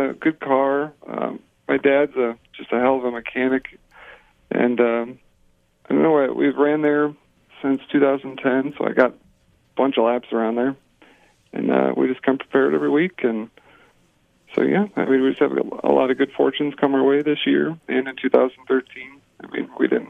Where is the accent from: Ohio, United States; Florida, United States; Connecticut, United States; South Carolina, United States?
Ohio, United States; Burbank; Burbank, Ohio. I mean, it might have 500 people in it.